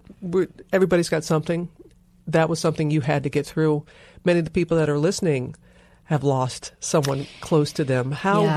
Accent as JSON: {"language": "English", "country": "United States", "tie": "born or raised there", "said": "Katrina blowing away my hometown"}